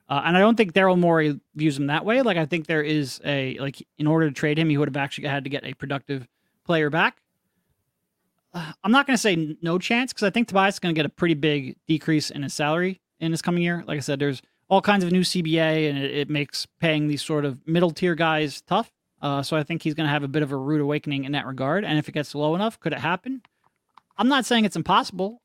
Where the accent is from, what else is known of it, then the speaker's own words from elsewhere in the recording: Philadelphia, Pennsylvania, United States; I grew up in Philly. We're all living in Philly